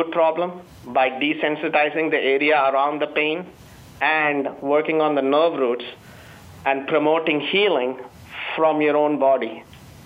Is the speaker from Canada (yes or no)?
no; Chennai, Tamil Nadu, India; moved away as an adult; now in United States; I come from India